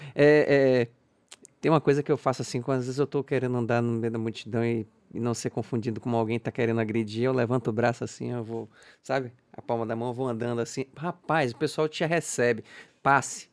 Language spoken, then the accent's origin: Portuguese; Salvador, Bahia, Brazil; eu sou baiano, sou daqui